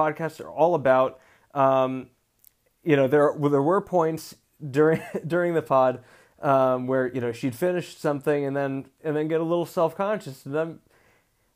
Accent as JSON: {"language": "English", "town": "Seattle", "region": "Washington", "country": "United States", "tie": "born or raised there", "also_born_or_lived": "New York / Georgia / Southern California", "moved": "yes", "lives_now": "Mojave Desert, Southern California, United States", "said": "I grew up in Seattle, where there basically are no accents"}